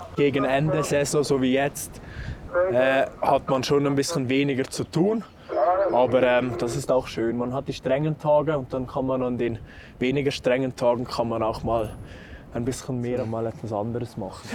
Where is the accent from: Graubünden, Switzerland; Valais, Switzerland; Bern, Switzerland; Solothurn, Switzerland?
Valais, Switzerland; Saas Valley; moved away as an adult; now in Lenzerheide, Switzerland; ursprünglich komme ich aus dem schönen Saastal im Wallis